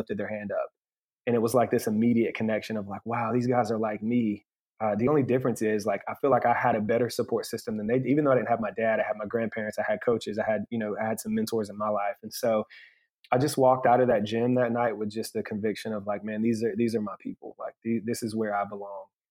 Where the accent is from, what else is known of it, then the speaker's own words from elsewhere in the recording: Asheville, North Carolina, United States; now in Matthews, United States; we grew up in Asheville, North Carolina